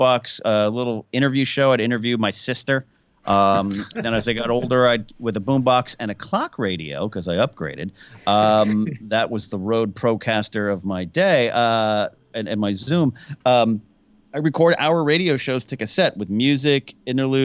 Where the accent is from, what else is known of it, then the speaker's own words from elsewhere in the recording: Pismo Beach, California, United States; also born or lived in Orange, California / Arroyo Grande, California; I was born in the city of Orange, but about 6 or 7, we moved up to a place up north called Pismo Beach